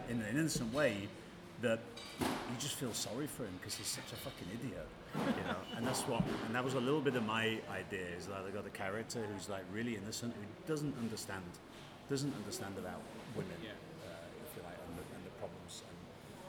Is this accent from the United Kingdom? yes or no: yes; Yorkshire and the Humber, United Kingdom; now in Zurich, Switzerland; I'm Yorkshireman